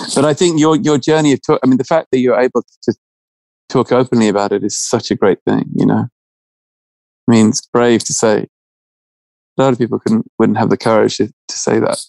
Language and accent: English; England, United Kingdom; being English and, you know, educated in a certain way